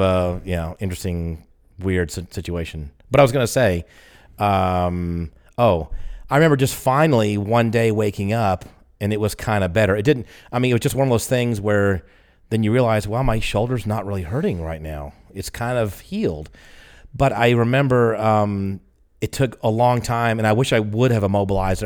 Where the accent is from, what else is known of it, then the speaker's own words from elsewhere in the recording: the South, United States; I'm from the South